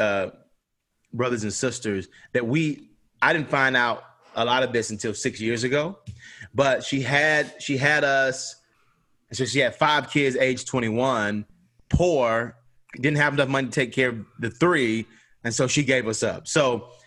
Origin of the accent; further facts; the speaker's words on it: Atlanta, Georgia, United States; born and raised on Auburn Avenue, civil rights kind of birthplace, right across the street from the Martin Luther King Jr. Center